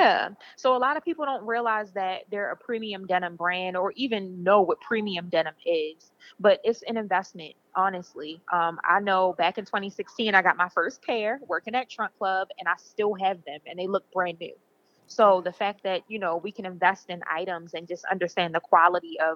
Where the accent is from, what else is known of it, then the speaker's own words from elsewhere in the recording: Baltimore, Maryland, United States; I'm from Baltimore, Maryland, born and raised